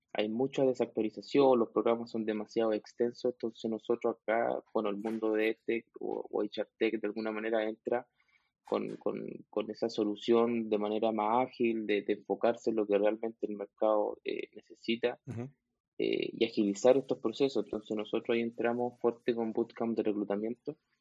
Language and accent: Spanish; Chile; soy chileno, tengo 32 años